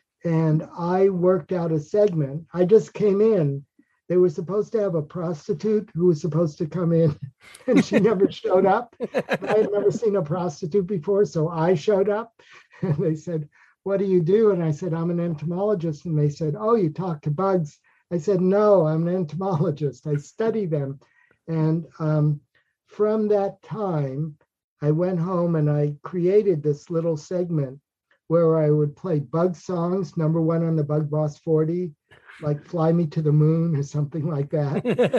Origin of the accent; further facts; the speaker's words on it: New York, United States; I was born in Manhattan, New York.